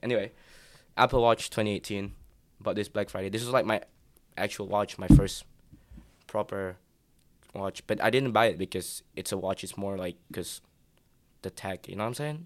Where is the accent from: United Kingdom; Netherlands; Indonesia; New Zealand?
Indonesia; I'm from Indonesia